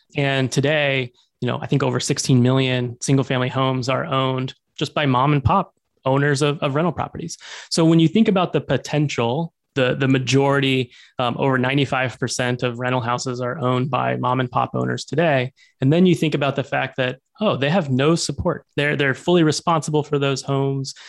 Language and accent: English; Arkansas, United States; moved away as an adult; also born or lived in Bay Area; now in Seattle, United States; I grew up in Arkansas